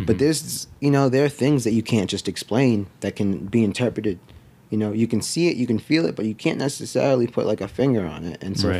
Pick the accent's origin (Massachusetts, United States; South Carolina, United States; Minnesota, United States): Massachusetts, United States; Brockton; moved away as an adult; now in Florida, United States; I grew up in the Northeast. I grew up in a town in Massachusetts called Brockton, Massachusetts.